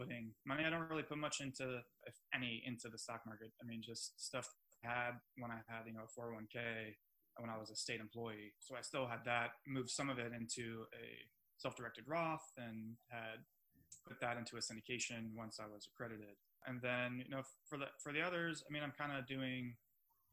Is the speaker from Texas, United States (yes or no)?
no; South Florida, United States; moved away as an adult; also born or lived in Oklahoma City; I'm from South Florida, big city